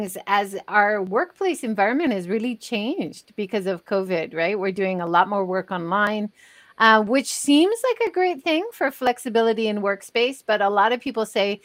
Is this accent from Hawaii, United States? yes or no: yes; Hawaii, United States; now in Japan; I'm originally from Hawaii